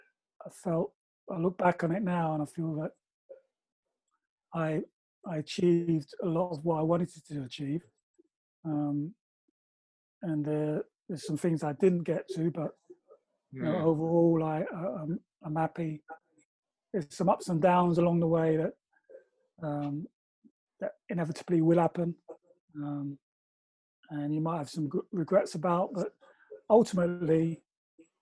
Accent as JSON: {"language": "English", "region": "London", "country": "United Kingdom", "tie": "born or raised there", "said": "I lived in South London. I grew up in Stockwell."}